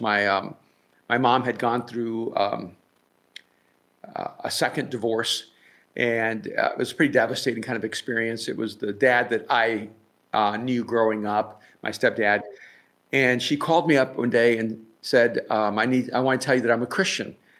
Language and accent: English; El Salvador; I'm from El Salvador